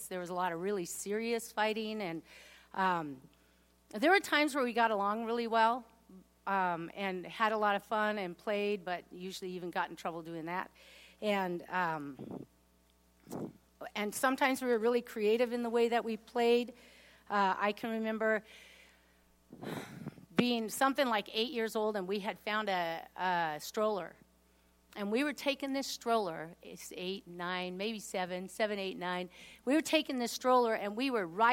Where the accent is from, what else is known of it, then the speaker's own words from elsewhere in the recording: Washington, United States; I'm actually the youngest of 5 kids. And we grew up in Washington, and we actually had a lot of privileges. We lived right near Lake Washington